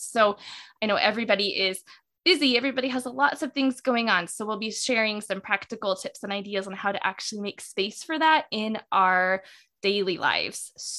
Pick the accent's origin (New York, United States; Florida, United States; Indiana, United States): Indiana, United States; moved away as an adult; now in England; I live in the northwest of England. So I moved here as a student from Indiana